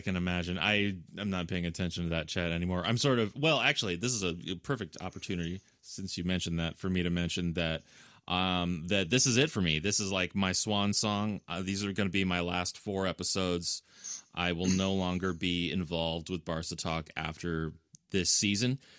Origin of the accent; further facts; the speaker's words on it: United States; I'm an American